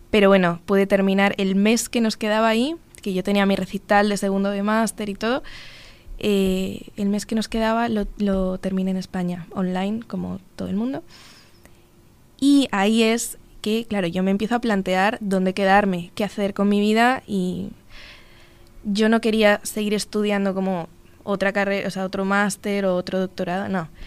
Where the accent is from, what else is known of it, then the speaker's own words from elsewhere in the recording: Uruguay; tenía unas ganas increíbles de, de venir porque es mi segunda casa, Uruguay, o sea, yo soy uruguaya también, entonces no es un, país ajeno